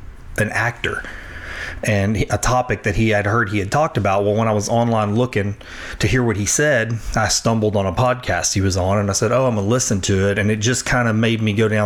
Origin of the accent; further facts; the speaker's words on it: Sulphur, Louisiana, United States; I am from here, okay. From Sulphur